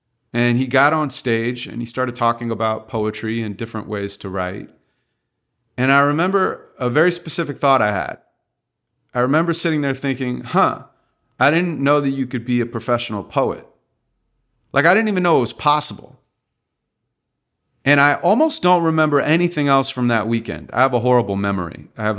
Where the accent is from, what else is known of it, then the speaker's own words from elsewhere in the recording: Santa Monica, California, United States; I grew up in Santa Monica, California, and my father wasn't around. My mom's a school teacher, so she raised me on her own.